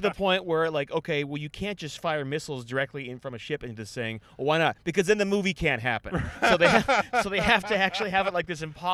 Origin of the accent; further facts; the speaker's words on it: California, United States; moved away as an adult; also born or lived in Pearl Harbor / Washington State / Washington, D.C.; I'm from California